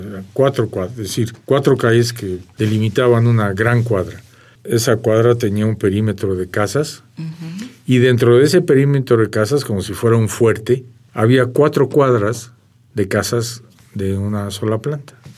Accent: Mexico; first language Armenian; Spanish is a second language; No hay nada que me haga sentir otra cosa que no sea totalmente mexicano

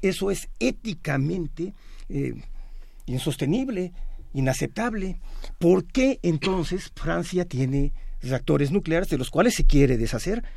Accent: State of Mexico, Mexico; En el Estado de México, de donde yo vengo

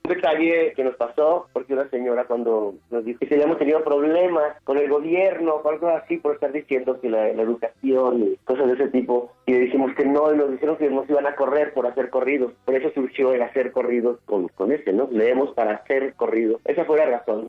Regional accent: Sonora, Mexico; somos de Sonora y lo traemos en el ADN

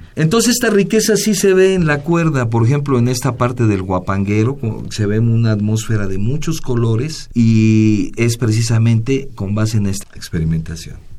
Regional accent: Mexico City, Mexico; no somos ni de Hidalgo ni de Veracruz, somos de la Ciudad de México, aunque tenemos raíces

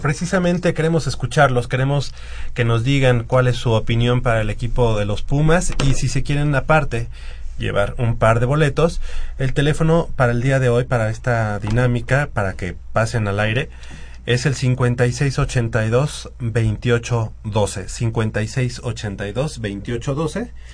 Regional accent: Mexico; nosotros como mexicanos

